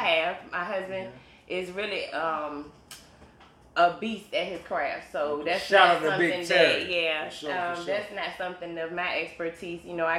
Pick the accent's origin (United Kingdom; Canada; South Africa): United Kingdom; East of England; I am originally from Suffolk.